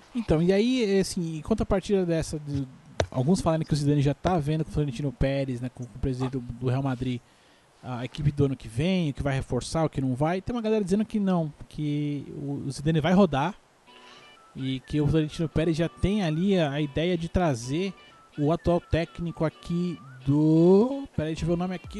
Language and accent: Portuguese; Brazil; Eu sou brasileiro